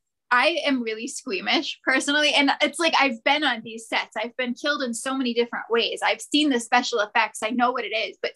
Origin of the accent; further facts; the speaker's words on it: Ohio, United States; now in Atlanta, United States; So I moved to Atlanta from Ohio, and so a lot of my friends are still out there